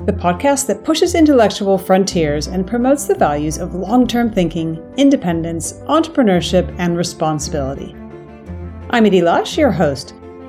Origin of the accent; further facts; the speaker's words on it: California, United States; now in London, United Kingdom; as a fellow Californian in London